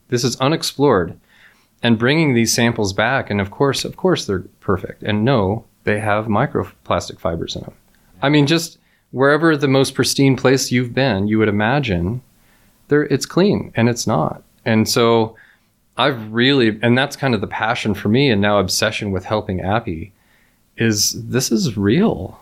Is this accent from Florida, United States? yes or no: no; near Yosemite National Park, California, United States; I grew up near Yosemite National Park in California